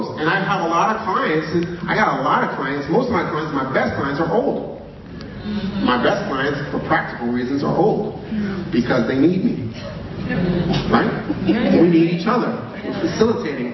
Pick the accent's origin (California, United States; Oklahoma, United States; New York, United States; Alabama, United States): New York, United States; I was born in New York, 1974.